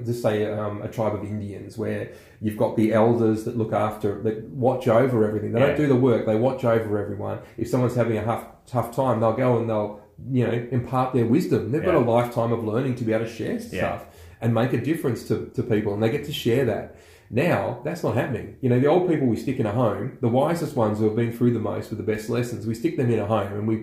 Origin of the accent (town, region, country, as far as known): Australia